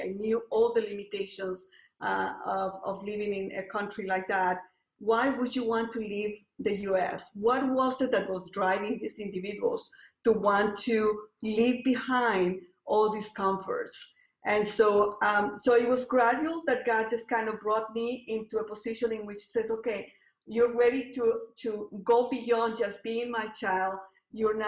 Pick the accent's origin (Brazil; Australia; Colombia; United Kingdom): Colombia; English is a second language; moved away as an adult; now in United States; I'm from Colombia, and I came here to the U.S. To study bio and chem